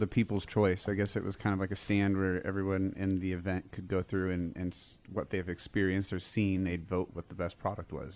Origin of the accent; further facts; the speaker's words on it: California, United States; I was born in California